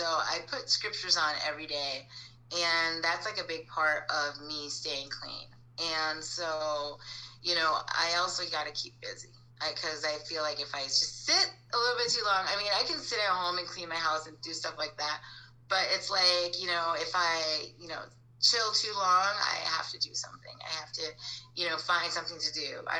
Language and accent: English; Ontonagon, Michigan, United States; also born or lived in Baraga, Michigan; I'm from Upper Michigan. Okay. I was born and raised in, I was born in Ontonagon, Michigan. I lived in Toy Bola, Michigan, and I lived on a farm. So I was a farm girl.